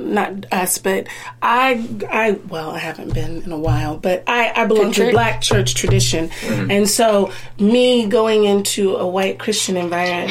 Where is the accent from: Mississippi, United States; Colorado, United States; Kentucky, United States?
Kentucky, United States; Lexington; moved away; also born or lived in Hampton, Virginia / Anderson, Indiana; I was born in Hampton, Virginia, spent the first 10 years in Anderson, Indiana, and then my formative years up until I was 18 in Lexington, Kentucky